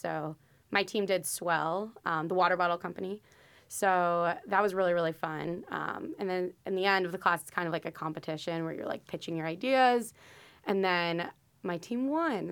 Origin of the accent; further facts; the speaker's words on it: Parkland, Florida, United States; moved away as an adult; also born or lived in St. Louis, Missouri; I'm originally from Parkland, Florida